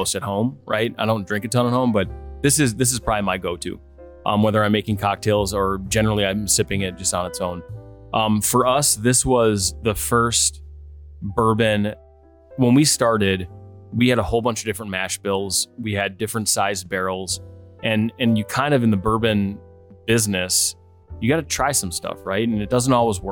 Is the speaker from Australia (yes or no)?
no; Oshkosh, Wisconsin, United States; also born or lived in Twin Cities / Denver / Scottsdale / Chicago; now in Milwaukee, United States; growing up in Oshkosh, we would come down to Milwaukee